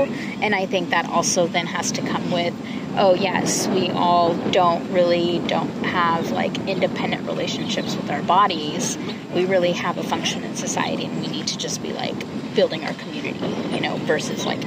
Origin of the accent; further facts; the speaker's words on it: California, United States; a cisgender woman growing up in California